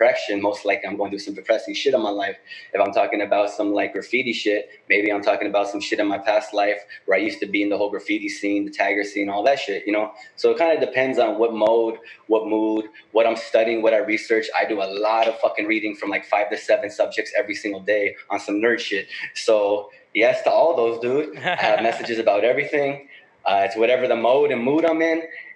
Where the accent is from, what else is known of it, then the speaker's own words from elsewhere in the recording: Los Angeles, California, United States; I'm from the Northeast. That's Northeast LA.